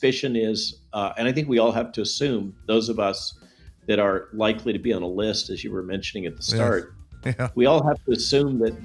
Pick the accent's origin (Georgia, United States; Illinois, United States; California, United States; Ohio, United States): California, United States; moved away; San Jose, Silicon Valley, and remember, that's my home state.